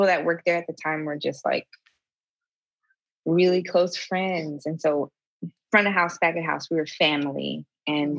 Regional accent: Springfield, Ohio, United States; moved away as an adult; also born or lived in Columbus, Ohio / Chicago; So I am from Springfield, Ohio. I grew up there. And then, you know, when I was in high school, I moved to Columbus, but I'm from Ohio.

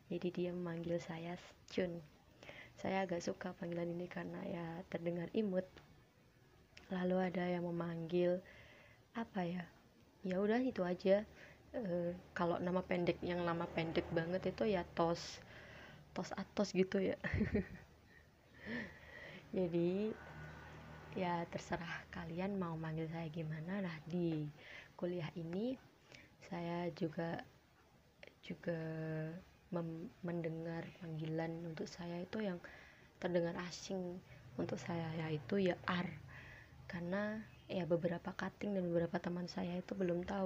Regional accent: Kediri, East Java, Indonesia; saya berasal dari Jawa Timur, dari Kediri. Uh, kalian tahu kan Kediri?

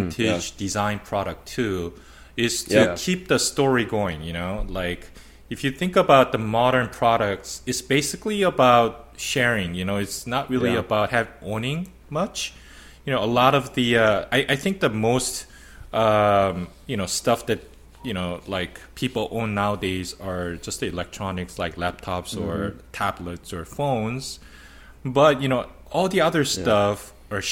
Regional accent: California, United States; we're from California

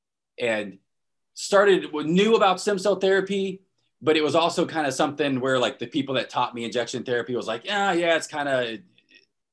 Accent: Destin, Florida, United States; moved away as an adult; also born or lived in Portland, Oregon; So I was born and raised in Florida, Northwest Florida, the Destin

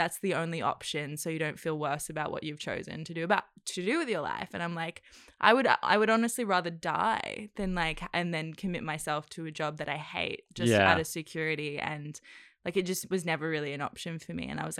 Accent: Cairns, Queensland, Australia; also born or lived in New Zealand / Indonesia; because I was born in New Zealand, actually, and then I lived in Indonesia for 5 years. And then so we moved to Cairns when I was like six.

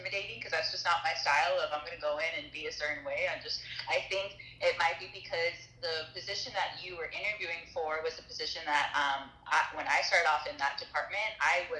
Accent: Whittier, California, United States; I was born and raised in Whittier, California, which is like a small town in Los Angeles

